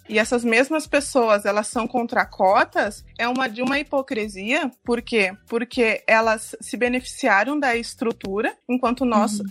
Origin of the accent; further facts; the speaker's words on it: Brazil; now in Ireland; nós somos negros, nós somos brasileiros